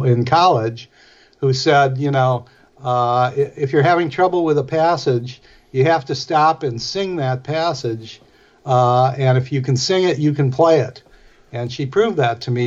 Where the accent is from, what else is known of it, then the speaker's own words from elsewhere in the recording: Milwaukee, Wisconsin, United States; I'm from Milwaukee